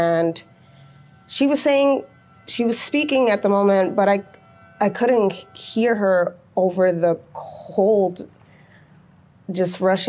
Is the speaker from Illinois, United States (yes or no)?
yes; North Chicago, Illinois, United States; also born or lived in Waukegan, Illinois; I was born in Waukegan, Illinois, but I was raised in North Chicago